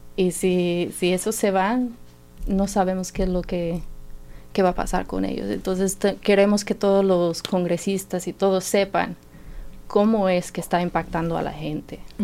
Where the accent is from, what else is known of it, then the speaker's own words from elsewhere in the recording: Martinsville, Indiana, United States; Spanish is a second language; moved away as an adult; also born or lived in Mexico; now in Bloomington, United States; pues yo soy de Martinsville, ahí nací, ahí crecí, este, pero nos cambiamos aquí para Bloomington en el año 2007